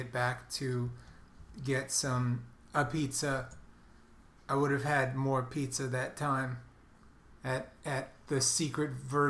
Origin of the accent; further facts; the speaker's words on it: New York City, New York, United States; I'm from Brooklyn.